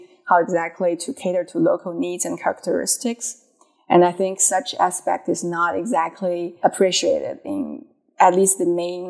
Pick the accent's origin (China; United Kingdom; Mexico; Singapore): China; Beijing; moved away as an adult; also born or lived in Inner Mongolia, China; now in United States; So I'm from Inner Mongolia originally. I was born there. It's a northern province in China. And my family moved to Beijing when I was 7